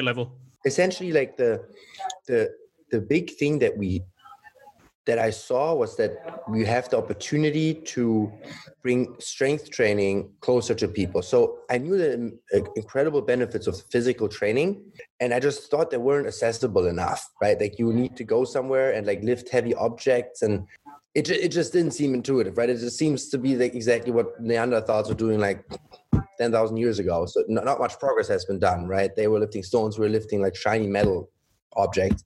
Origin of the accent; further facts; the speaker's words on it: Germany; moved away as an adult; also born or lived in Shanghai, China / Düsseldorf, Germany / Munich, Germany; now in Los Angeles, United States; I grew up in Germany, mainly Germany. Mother Chinese, my dad is German